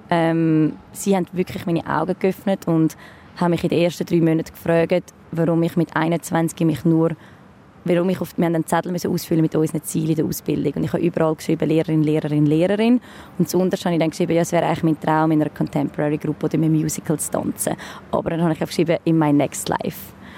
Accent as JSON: {"language": "German", "town": "Dübendorf", "region": "Zurich", "country": "Switzerland", "also_born_or_lived": "New York", "said": "Ich bin ursprünglich aus Dübendorf, 32 und bin Luftakrobatin"}